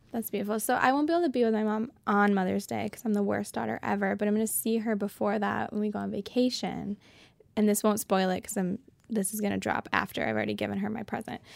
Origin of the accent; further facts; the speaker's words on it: Seneca Falls, New York, United States; I have a hometown connection. I'm from Seneca Falls, which is, like, the birthplace of women's rights